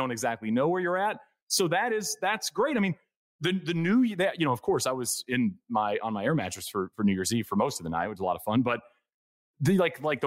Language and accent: English; Texas, United States; moved away; also born or lived in West Coast; I grew up in Texas, but I've lived out there for a long, long time